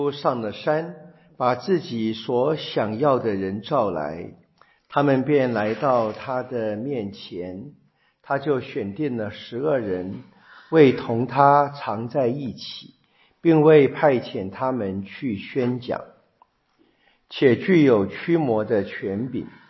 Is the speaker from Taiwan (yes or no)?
no; China; 我们中国人说的比较好听的是“不看生面看佛面”，比较难听的是“打狗看主人”。